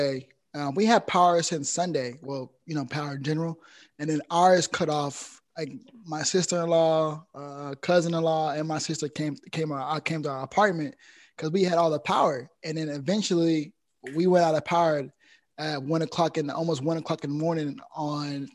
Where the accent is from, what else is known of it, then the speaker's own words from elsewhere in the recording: Houston, Texas, United States; it was incredible to be Houstonian